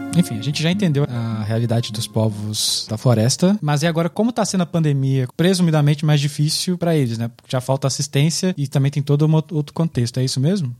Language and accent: Portuguese; Minas Gerais, Brazil; eu sou mineiro